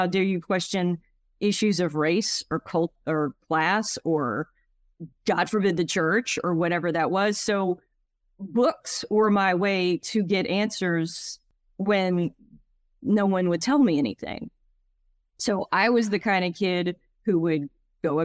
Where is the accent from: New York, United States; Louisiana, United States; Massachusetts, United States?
Louisiana, United States; So I grew up in Acadiana, where that's the Cajun culture. So it's not New Orleans. The Cajuns are not in New Orleans. There might be some, but where I'm from, they're mostly French and Catholic and deeply Catholic.